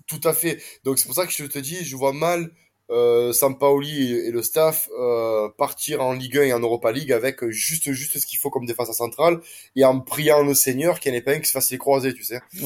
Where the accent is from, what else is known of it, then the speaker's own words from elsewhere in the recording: Marseille, Provence-Alpes-Côte d'Azur, France; je suis marseillais